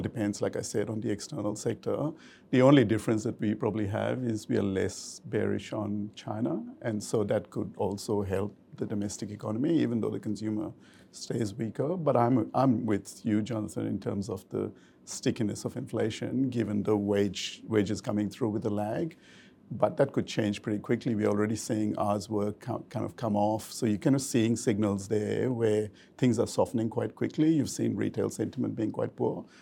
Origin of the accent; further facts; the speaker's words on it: Australia; an Aussie investor